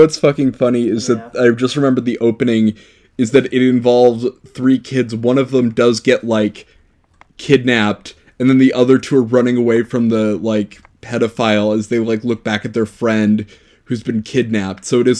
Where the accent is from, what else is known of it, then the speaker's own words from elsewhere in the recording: St. Paul, Minnesota, United States; I'm from St. Paul, Minnesota